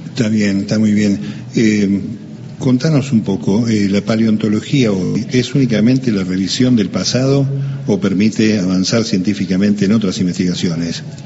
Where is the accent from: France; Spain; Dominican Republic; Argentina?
Argentina; La Plata, Buenos Aires Province; Nosotros, los que nacimos en La Plata